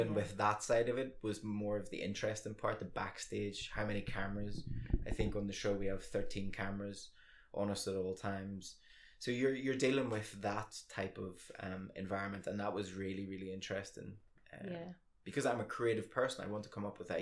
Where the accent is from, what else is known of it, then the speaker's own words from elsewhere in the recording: Northern Ireland, United Kingdom; moved away as an adult; also born or lived in England; I'm the only person from Ireland